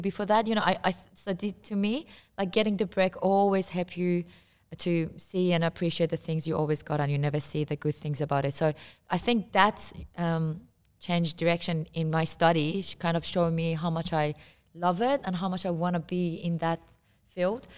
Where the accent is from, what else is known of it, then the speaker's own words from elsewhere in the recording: Iran; moved away; I come from Iran and I play santur